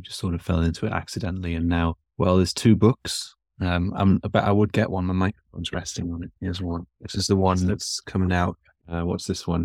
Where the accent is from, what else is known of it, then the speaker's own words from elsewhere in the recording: Newcastle upon Tyne, North East England, United Kingdom; moved away as an adult; now in Texas, United States; I'm from England. I'm from the north of England, uh, from Newcastle originally. I've been in the States for three, coming on four years now.